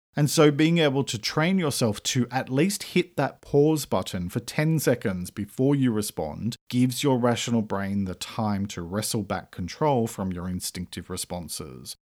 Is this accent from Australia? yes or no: yes; Australia; I'm an Australian writer